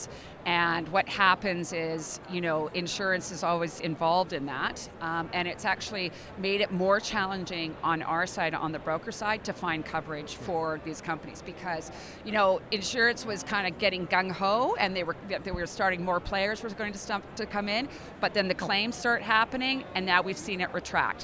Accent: British Columbia, Canada; I'm from British Columbia.

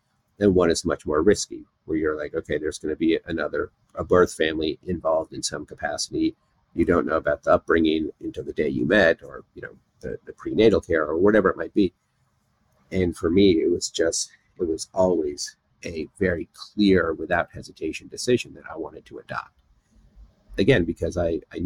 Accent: United States; I was born in America, so I feel American

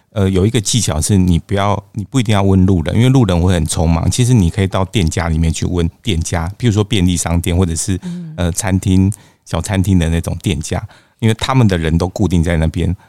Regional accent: Taiwan; 我们台湾人还蛮喜欢的巴厘岛

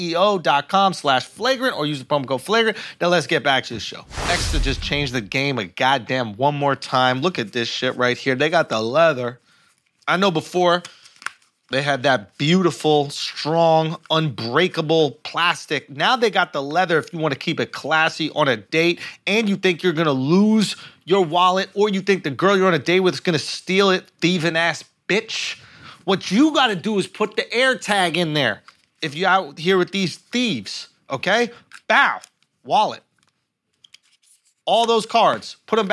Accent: Philippines; That's why we're fucking Filipinos

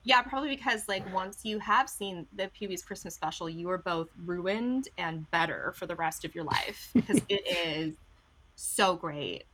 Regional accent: Orange County, California, United States; I grew up in Orange County, like we mentioned before. We don't have a lot of culture here

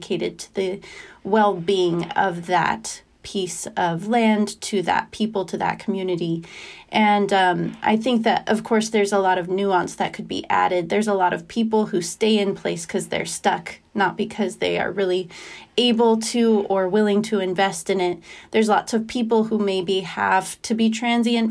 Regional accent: Idaho, United States; moved away as an adult; also born or lived in eastern United States; the farm community that I grew up in Idaho, and how the longer I was away from it, having moved to the eastern United States for college and then for work

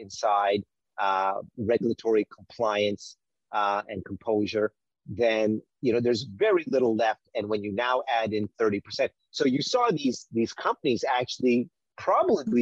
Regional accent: Winnipeg, Manitoba, Canada; I grew up in on Winnipeg Avenue and on McDermott. We used to have a small family restaurant there called India Gardens.

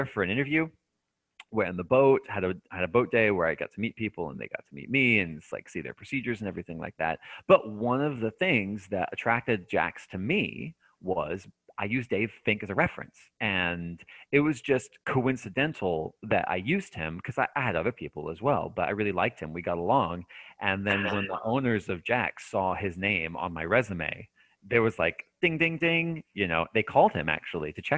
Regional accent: United States; moved away as an adult; also born or lived in Japan / Hawaii; as an American citizen

